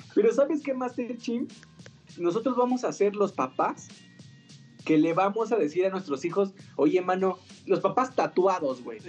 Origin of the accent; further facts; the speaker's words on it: Rancho Viejo, Mexico; moved away; sí recuerdo que allá en mi pueblito, allá en Rancho Viejo